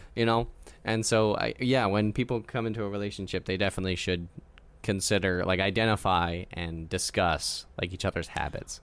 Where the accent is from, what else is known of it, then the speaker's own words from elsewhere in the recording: United States; growing up in America